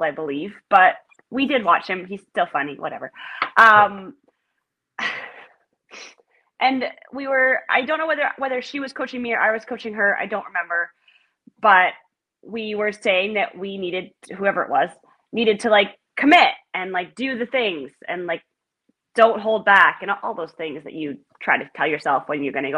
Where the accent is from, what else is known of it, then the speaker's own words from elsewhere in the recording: Ottawa, Ontario, Canada; I grew up just outside of Ottawa, and then I moved into the city